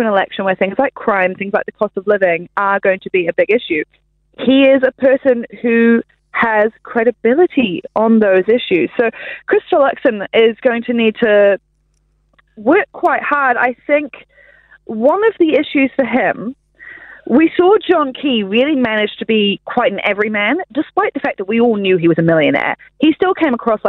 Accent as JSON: {"language": "English", "country": "New Zealand"}